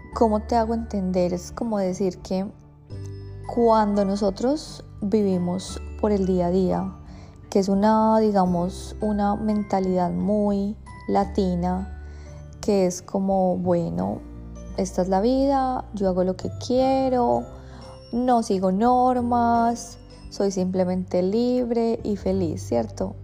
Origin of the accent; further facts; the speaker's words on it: Colombia; now in Australia; nosotros como colombianos pues tenemos una vida como muy incierta